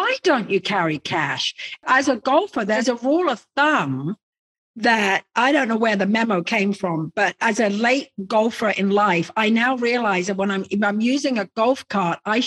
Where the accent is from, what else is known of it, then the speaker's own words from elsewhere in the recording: England, United Kingdom; moved away as an adult; now in United States; I'm originally English.